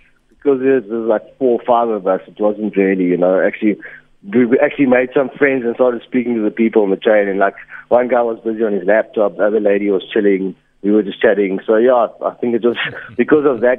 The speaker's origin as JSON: {"language": "English", "region": "Eastern Cape", "country": "South Africa", "moved": "as an adult", "lives_now": "Johannesburg, South Africa", "said": "I'm from the Eastern Cape, but I've lived in Joburg for 4 years now"}